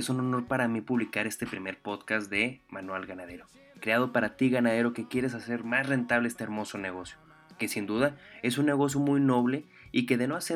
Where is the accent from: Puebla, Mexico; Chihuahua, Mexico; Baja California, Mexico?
Chihuahua, Mexico; Delicias; Soy originario de Delice, Chihuahua, y me dedico desde hace, pues, te gustan, unos 8 años a la ganadería extensiva en el árido municipio de Jiménez, Chihuahua.